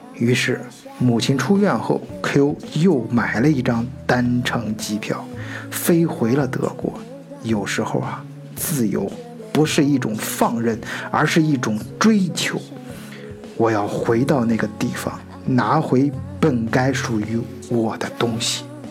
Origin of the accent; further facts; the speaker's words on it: China; now in Germany; 在我们中国人自己的圈儿子里面